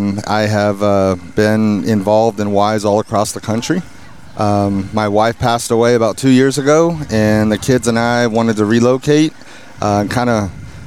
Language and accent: English; California, United States